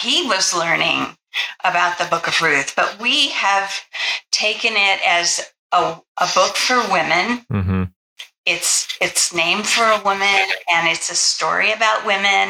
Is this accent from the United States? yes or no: yes; United States; we assume as Americans